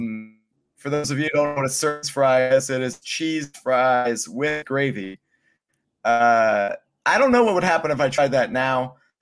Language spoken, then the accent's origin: English; Pennsylvania, United States; moved away as an adult; Pennsylvania does a lot right. Um, that's why I moved out when I was 18